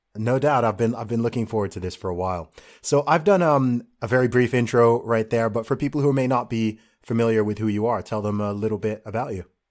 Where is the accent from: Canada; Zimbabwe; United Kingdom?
United Kingdom; England; an Englishman